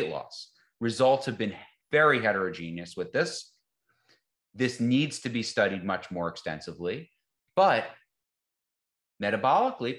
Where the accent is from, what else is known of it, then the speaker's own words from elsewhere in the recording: the North, United States; moved away; I'm from the North